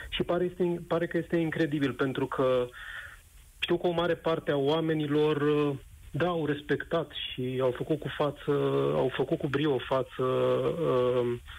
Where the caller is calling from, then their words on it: Bucharest, Romania; Uh, te sunt din București.